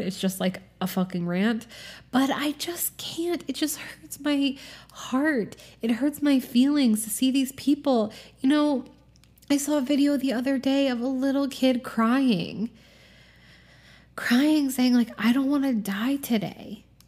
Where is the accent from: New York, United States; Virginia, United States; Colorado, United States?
Virginia, United States; Norfolk; I grew up in Norfolk, Virginia, which is a military town.